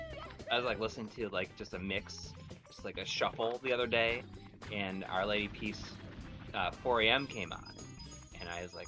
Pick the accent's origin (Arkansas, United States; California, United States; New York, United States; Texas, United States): New York, United States; Jamestown; Yeah, in the southern here, I grew up in Jamestown.